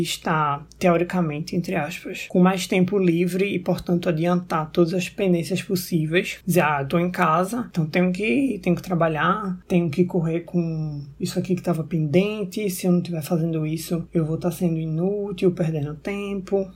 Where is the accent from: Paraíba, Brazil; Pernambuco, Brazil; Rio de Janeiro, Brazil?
Pernambuco, Brazil; Recife; Sou de Recife